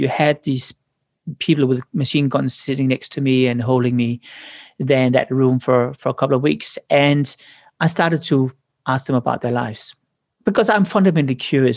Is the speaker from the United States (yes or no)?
no; Denmark; moved away; I came from Denmark.